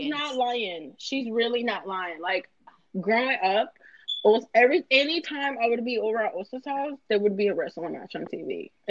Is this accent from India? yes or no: no; Colombia; moved away; growing up in Colombia